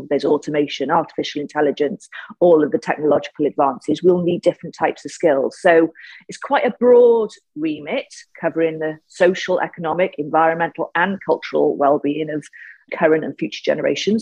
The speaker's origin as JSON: {"language": "English", "town": "Cardiff", "region": "Wales", "country": "United Kingdom", "tie": "born or raised there", "said": "I was born in Ely. I grew up in a place called Ely in Cardiff"}